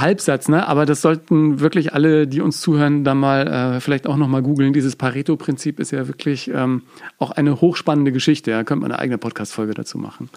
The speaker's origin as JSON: {"language": "German", "region": "Bavaria", "country": "Germany", "said": "bei uns in Bayern"}